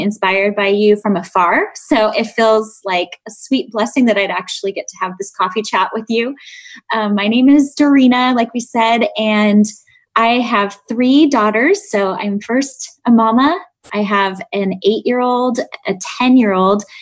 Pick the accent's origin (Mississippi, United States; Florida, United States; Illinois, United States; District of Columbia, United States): Illinois, United States; Chicago; I grew up in Chicago in the south side of the city